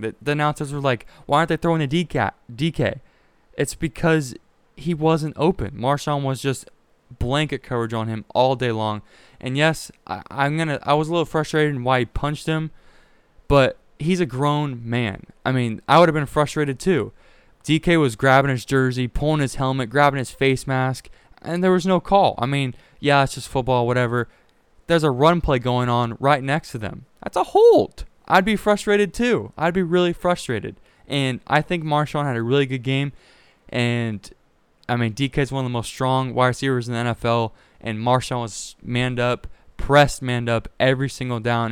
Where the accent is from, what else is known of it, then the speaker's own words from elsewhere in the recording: Pacific Northwest, United States; I'm from the Pacific Northwest.